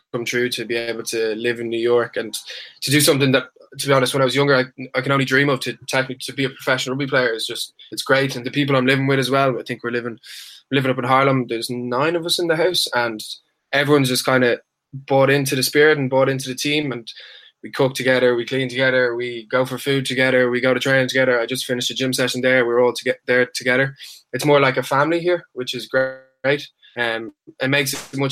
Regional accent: Dublin, Leinster, Ireland; moved away as an adult; now in Utah, United States; I'm from Dublin, Ireland. I went to school in St. Michael's College. I was there for, I think, 13 years

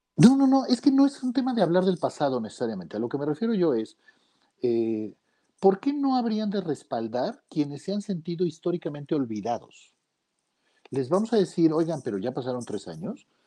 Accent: Arcelia, Guerrero, Mexico; en mi pueblo, en Arcelia Guerrero

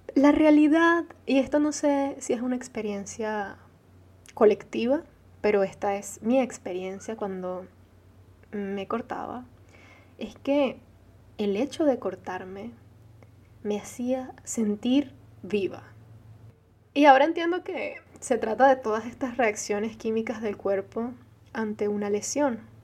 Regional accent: Venezuela; first language Arabic; Spanish is a second language; Nací en Venezuela siendo hija de padres árabes

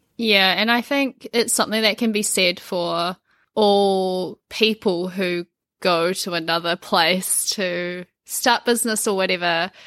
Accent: New Zealand; also born or lived in Japan; I'm from New Zealand

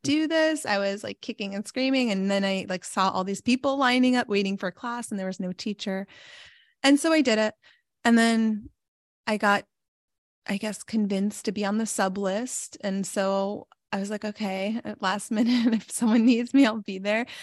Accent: New York, United States; also born or lived in Pittsburgh; I'm from New York

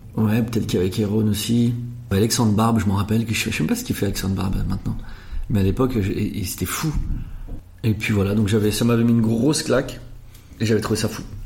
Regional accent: Anglure, Grand Est, France; j'ai grandi à Anglure, c'est encore tout petit village juste à côté

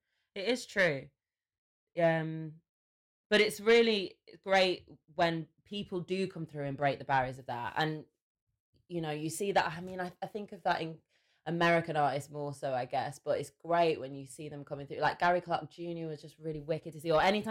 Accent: England, United Kingdom; So I don't even know if you can hear my accent in my voice, and I'm not too sure whether you would know I was English.

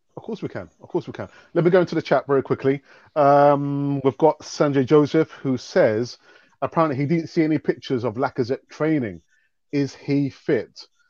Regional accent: London, United Kingdom; I was born and bred in London

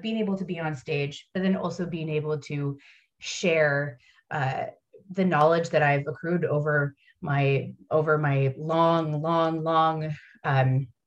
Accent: United States; moved away as an adult; now in Paris, France; being American

